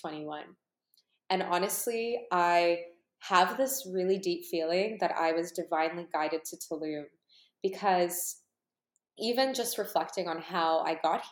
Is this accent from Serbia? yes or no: no; Canada; born or raised there; also born or lived in Ukraine